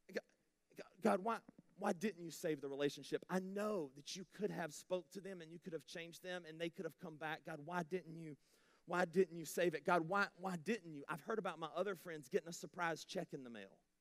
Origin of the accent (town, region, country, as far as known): United States